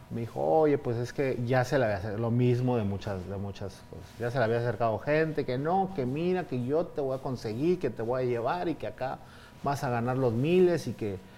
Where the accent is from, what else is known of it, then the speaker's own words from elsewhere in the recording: Mexico City, Mexico; moved away; Pues ya viviendo de, planta, que vine del DF.